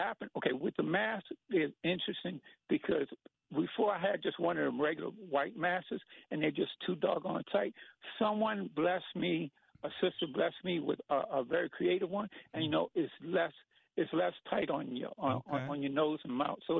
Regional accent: New Orleans, Louisiana, United States; also born or lived in Texas; now in Washington, D.C., United States; I actually live in D.C., but you're going to love this. I'm originally from New Orleans, and I actually worked down in Texas as a security guard.

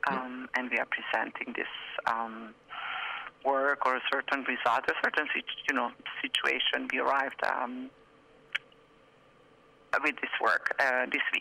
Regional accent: Hungary; moved away as an adult; also born or lived in France / Berlin, Germany / Brussels, Belgium; I'm from Hungary, but I left Hungary 26 years ago, mm. and then I lived in France for many years, and in Berlin, and then in Brussels

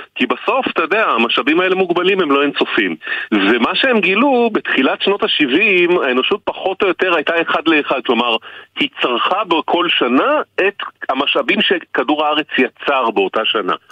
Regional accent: Israel

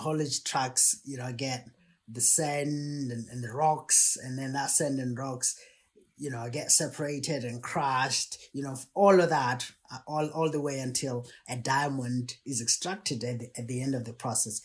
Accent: Botswana; moved away as an adult; I was born in Botswana in a city.

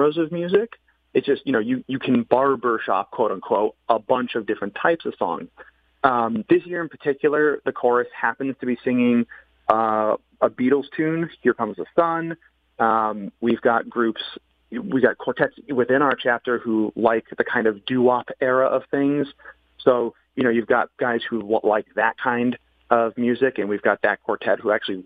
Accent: Farmington, Connecticut, United States; I'm a Connecticut born and raised native. I was raised in Farmington

